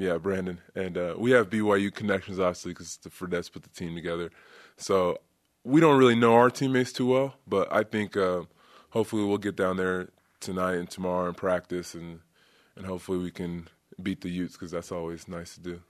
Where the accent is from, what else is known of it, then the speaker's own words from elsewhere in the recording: Côte d’Ivoire; moved away; I'm from the Ivory Coast and I've been there.